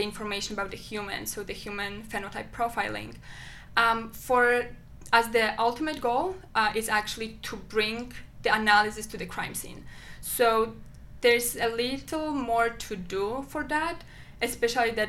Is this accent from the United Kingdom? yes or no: no; Poland; moved away as an adult; now in Albany, United States; my home country